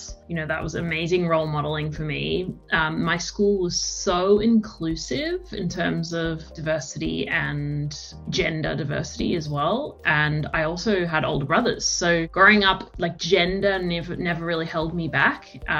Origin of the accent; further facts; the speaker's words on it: Melbourne, Victoria, Australia; also born or lived in London, United Kingdom; I am a child of the world, born in Melbourne, split my time between Melbourne and London until I was about 13, because my dad lived in London and my mum lived in Melbourne. So school in Melbourne, every break in London